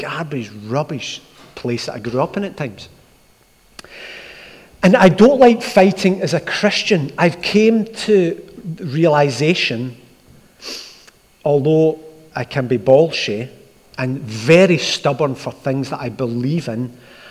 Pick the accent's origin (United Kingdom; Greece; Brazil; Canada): United Kingdom; Glasgow, Scotland; I grew up in Askeem in Glasgow.